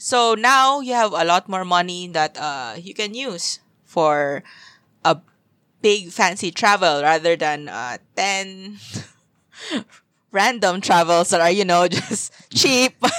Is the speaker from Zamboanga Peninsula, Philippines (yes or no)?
yes; Zamboanga, Zamboanga Peninsula, Philippines; moved away as an adult; also born or lived in Manila / Singapore; I left my hometown, Zamboanga, and then I also left Manila to move to Singapore